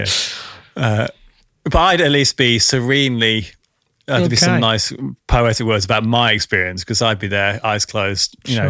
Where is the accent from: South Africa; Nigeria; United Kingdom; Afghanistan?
United Kingdom; Yorkshire and the Humber; Actually, where I grew up in North Yorkshire, there's a place called Flamingo Land, believe it or not.